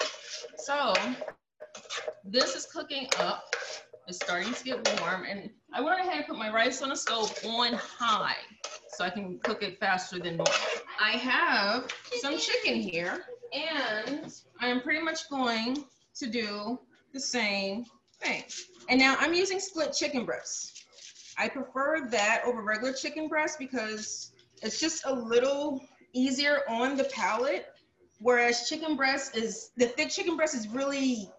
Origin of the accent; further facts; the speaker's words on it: the South, United States; I'm from the South, so when you ask me to measure things, that's a little difficult because I was raised not really measuring